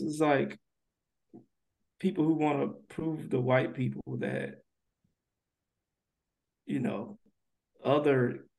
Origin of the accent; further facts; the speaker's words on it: Missouri, United States; So I don't know if y'all noticed, but I'm from a small town in Missouri.